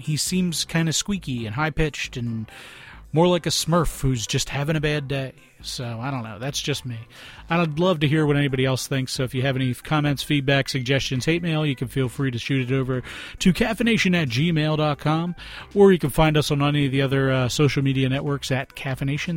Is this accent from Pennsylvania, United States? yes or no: yes; Philadelphia, Pennsylvania, United States; I'm from Philadelphia